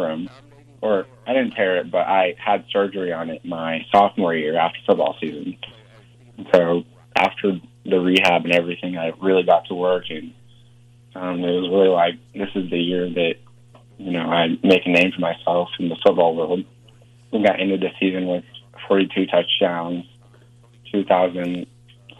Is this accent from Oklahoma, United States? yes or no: yes; Grove, Oklahoma, United States; also born or lived in Ghana; I'm from Oklahoma